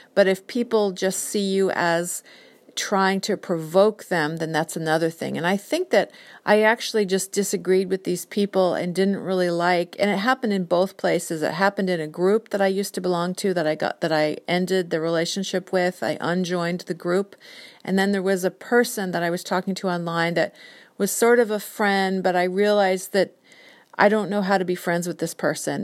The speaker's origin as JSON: {"language": "English", "area": "Whidbey Island", "region": "Washington", "country": "United States", "tie": "born or raised there", "also_born_or_lived": "San Diego, California", "lives_now": "Seattle, United States", "said": "we grew up in San Diego and my parents divorced when I was four and then my mom and I moved up to Washington State, Whidbey Island when I was nine"}